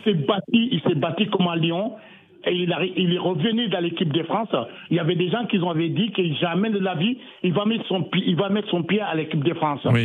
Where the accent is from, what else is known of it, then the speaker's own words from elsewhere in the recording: Mali; je suis malien